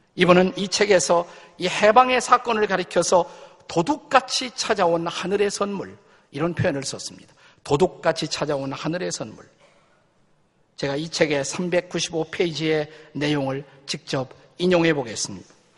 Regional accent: South Korea; 우리 한국 사람은

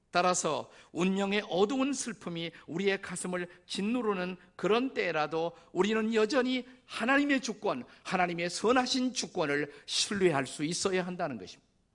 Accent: South Korea; 저는 한국인으로서

